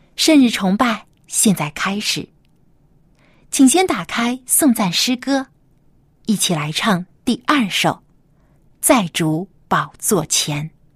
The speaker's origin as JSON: {"language": "Chinese", "country": "China", "said": "是我们中国人最喜欢的汉字之一"}